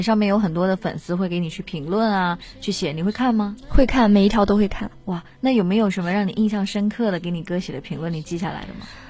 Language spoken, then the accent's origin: Chinese; Shanxi, China; 我从小生活在山西